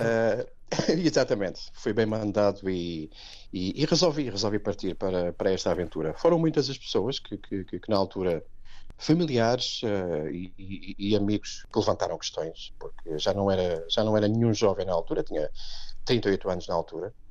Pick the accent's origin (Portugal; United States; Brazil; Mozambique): Portugal; Setúbal; moved away as an adult; now in Wellingborough, United Kingdom; sou de Setúbal